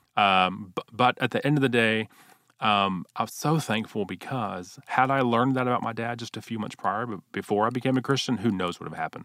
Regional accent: Houston, Texas, United States; I grew up in Houston, Texas, uh, wonderful parents

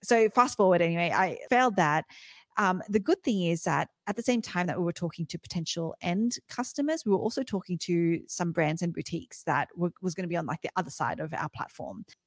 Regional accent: Australia; I'm, I'm Aussie, grew up in Australia

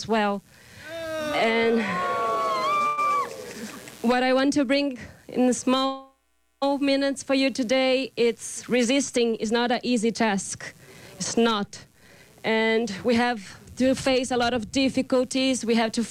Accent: Brazil; English is a second language; I come from the Terena Nation from Brazil.

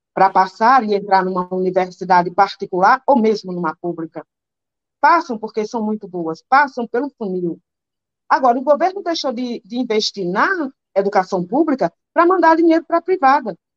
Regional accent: Caatinga, Northeast Brazil, Brazil; eu nasci na, na Caatinga.

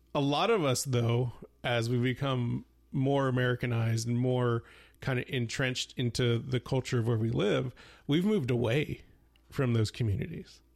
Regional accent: Houston, Texas, United States; we're both of Hispanic, uh, um, origin, uh, but we grew up in the United States. Both of us grew up in Houston

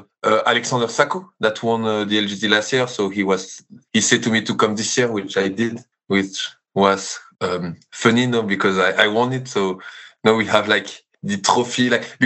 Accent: Belgium; I'm from Belgium.

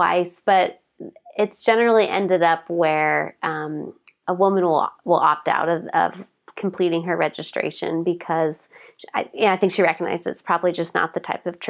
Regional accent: Portland, Oregon, United States; come from Portland, we do things always a little different here.

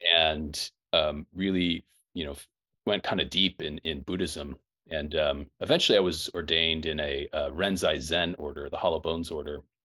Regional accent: Quincy, Illinois, United States; grew up in Quincy, Illinois

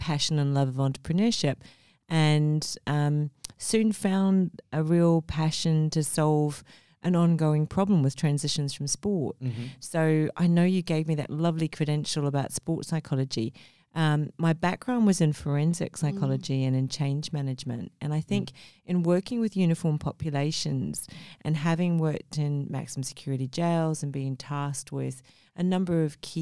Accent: Sydney, New South Wales, Australia; also born or lived in Mumbai, India; now in Gold Coast, Australia; I was born in Mumbai, India, and I grew up in Sydney

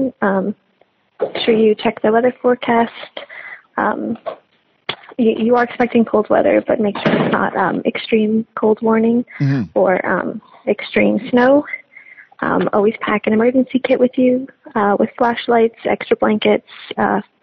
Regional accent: Alberta, Canada; moved away; I'm originally from Alberta

